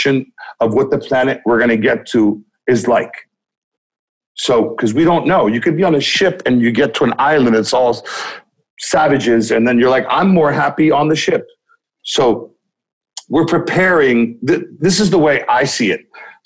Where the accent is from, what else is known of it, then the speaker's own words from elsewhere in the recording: Los Angeles, California, United States; I am from Los Angeles, California. That's where I got into the scene